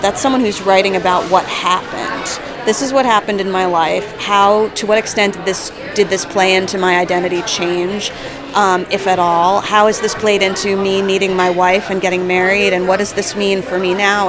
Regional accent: New Jersey, United States; moved away; I'm from New Jersey.

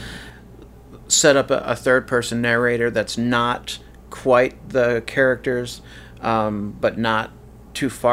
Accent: United States; moved away; As an American living abroad

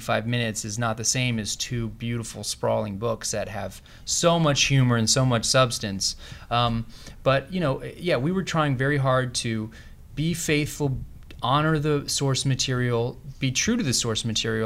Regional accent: the South, United States; now in California, United States; We grew up in the South, Aaron

